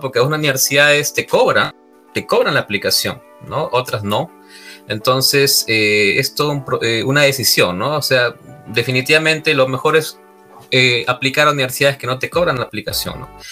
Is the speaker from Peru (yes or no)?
yes; Trujillo, La Libertad, Peru; moved away; soy Trujillán, eh, soy ingeniero civil de profesión